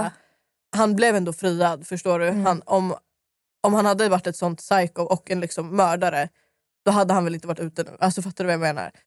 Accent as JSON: {"language": "Swedish", "town": "Stockholm", "region": "Stockholm County", "country": "Sweden", "tie": "born or raised there", "said": "jag är uppväxt i Dalen och Skarpnäck."}